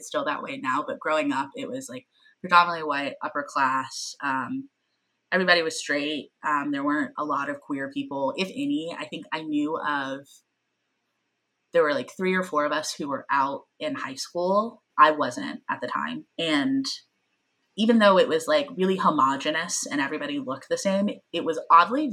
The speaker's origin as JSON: {"language": "English", "town": "Grayson", "region": "Georgia", "country": "United States", "tie": "born or raised there", "also_born_or_lived": "Smyrna, Georgia", "said": "I grew up in Grayson, Georgia, which is a suburb. It's barely a suburb of Atlanta"}